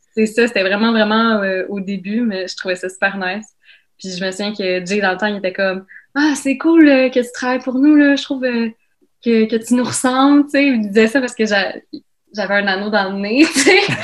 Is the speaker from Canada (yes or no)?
yes; Laval, Quebec, Canada; j'ai grandi à Laval